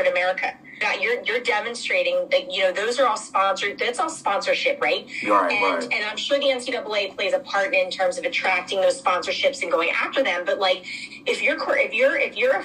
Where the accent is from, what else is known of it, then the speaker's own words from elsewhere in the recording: Philadelphia, Pennsylvania, United States; moved away as an adult; also born or lived in Durham, North Carolina; growing up in Philadelphia, I feel like I was treated great as a young athlete